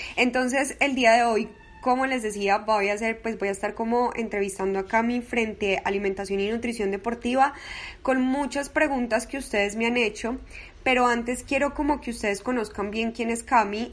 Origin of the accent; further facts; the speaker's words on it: Medellín, Antioquia, Colombia; yo soy de Medellín, soy paisita